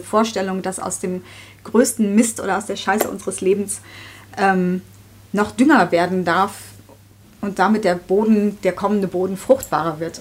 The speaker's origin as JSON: {"language": "German", "region": "southern Hesse", "country": "Germany", "tie": "born or raised there", "also_born_or_lived": "Netherlands / Marburg", "moved": "as an adult", "said": "geboren in Holland, aufgewachsen in Südhessen."}